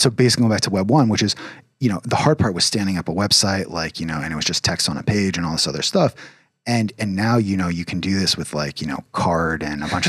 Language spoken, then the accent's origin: English; United States